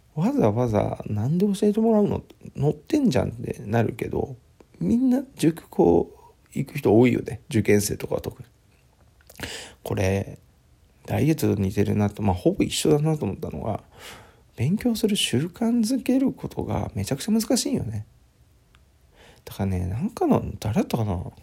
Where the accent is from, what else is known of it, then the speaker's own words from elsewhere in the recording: Aichi, Japan; moved away as an adult; also born or lived in Fukuoka / Tokyo; 地元の愛知の方に帰ります